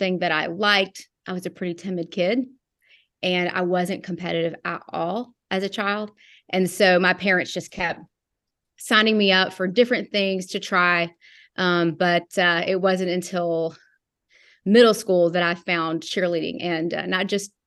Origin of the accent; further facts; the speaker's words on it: Knoxville, Tennessee, United States; also born or lived in Chattanooga, Tennessee; I am from South Knoxville, Tennessee. That's where I was born and mostly raised, both Knoxville and Chattanooga.